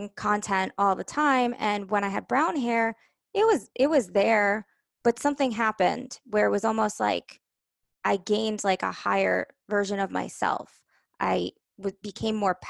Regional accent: New York, United States; I'm from New York

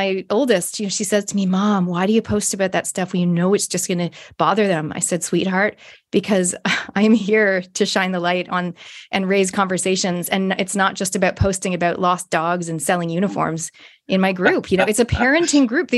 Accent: Toronto, Ontario, Canada; I grew up in Canada, Toronto

